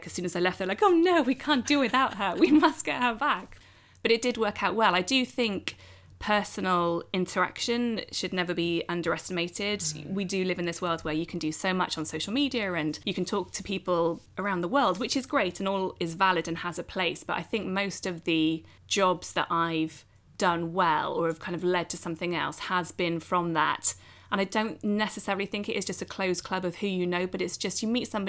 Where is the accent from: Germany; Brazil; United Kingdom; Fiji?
United Kingdom; Oxfordshire, South East England; the local TV station where we grew up in Oxfordshire